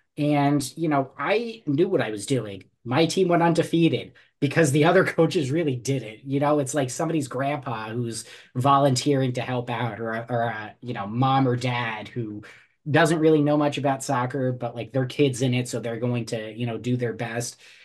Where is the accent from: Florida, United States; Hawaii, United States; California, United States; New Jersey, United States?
New Jersey, United States; I grew up in New Jersey